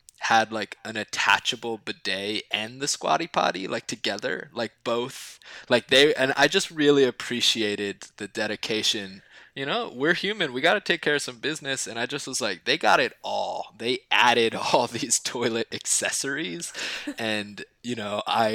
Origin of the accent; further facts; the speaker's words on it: Southern New Jersey, United States; now in New York City, United States; I am from Southern New Jersey